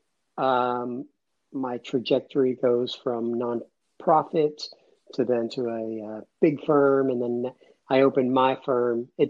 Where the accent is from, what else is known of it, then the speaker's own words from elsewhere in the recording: Atlanta, Georgia, United States; also born or lived in Cuba; I grew up about 10 minutes from the city of Atlanta